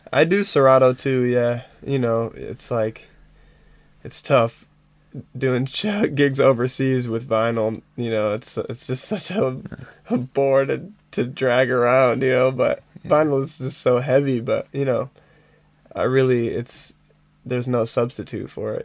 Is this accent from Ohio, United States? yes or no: no; Ann Arbor, Michigan, United States; I grew up in the Detroit area. Yeah, just just west of Detroit, about 20 miles west of Detroit, in a little town called Ann Arbor, Michigan.